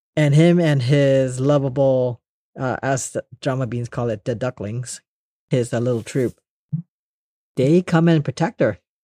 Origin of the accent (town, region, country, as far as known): Los Angeles, California, United States; born or raised there; also born or lived in Indonesia / Monterey Park / Northridge / Long Beach